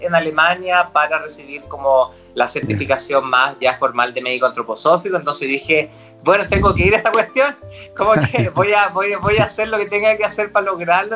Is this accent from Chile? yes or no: yes; Rancagua, O'Higgins, Chile; yo soy de Rancagua, entonces íbamos caminando, no sé, por el Paseo de Independencia